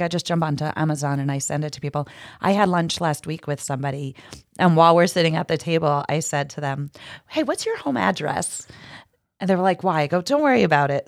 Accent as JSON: {"language": "English", "region": "New Jersey", "country": "United States", "also_born_or_lived": "Hoboken, New Jersey", "moved": "as an adult", "lives_now": "Jersey Shore, United States", "said": "I'm from North Jersey"}